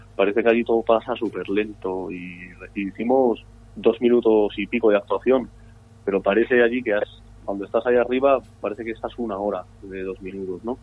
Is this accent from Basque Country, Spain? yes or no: yes; San Sebastián, Basque Country, Spain; Nosotros desde, pequeños hemos estado en la encastola eh, hemos, hemos convivido con, la cultura vasca porque somos vascos.